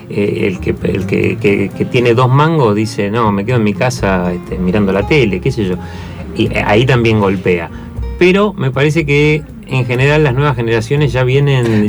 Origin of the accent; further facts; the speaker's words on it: Buenos Aires, Argentina; also born or lived in Mendoza, Argentina; nosotros somos de acá, o sea, vivíamos acá en Buenos Aires